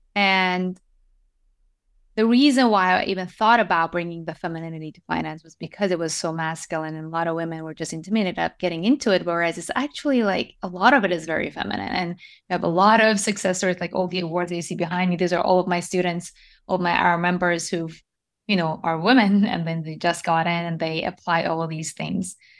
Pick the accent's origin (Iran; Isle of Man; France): Iran; moved away; also born or lived in Japan; I was born and raised in Iran